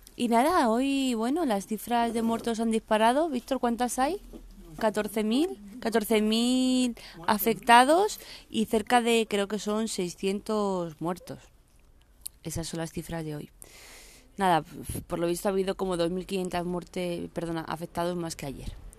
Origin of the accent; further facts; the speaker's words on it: Madrid, Community of Madrid, Spain; tengo 37 años, soy de Madrid y tengo dos pequeños